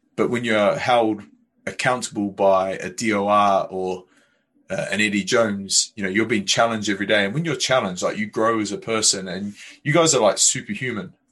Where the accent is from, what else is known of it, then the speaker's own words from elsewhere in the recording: New Zealand; moved away; I grew up in New Zealand where rugby was rammed down my throat